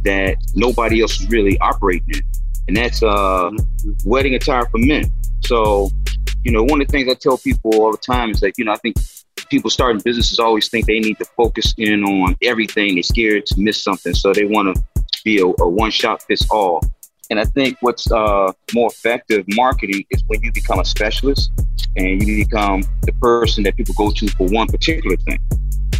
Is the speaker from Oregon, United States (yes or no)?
no; Washington, District of Columbia, United States; My family, we grew up in Northwest Washington, D.C., you know, typical 70s Washington family